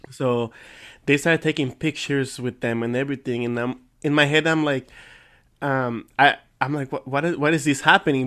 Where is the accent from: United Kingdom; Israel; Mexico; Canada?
Mexico; English is a second language; I'm from Mexico